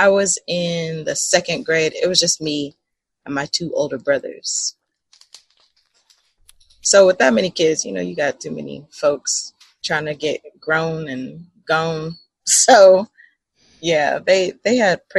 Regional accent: Southern Illinois, United States; I grew up in Southern Illinois

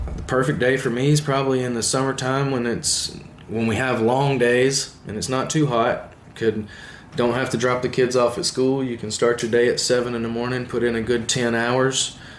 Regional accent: the South, Alabama, United States; I'm from the South

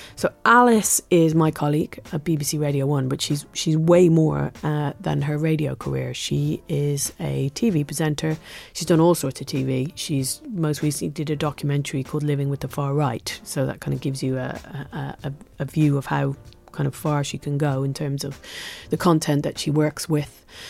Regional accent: England, United Kingdom; as an English person

